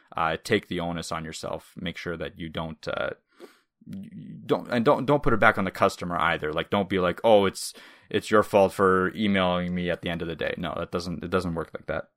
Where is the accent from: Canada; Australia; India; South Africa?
Canada; first language Russian; English is a second language; which Russian is technically my native language, but I moved to Canada when I was five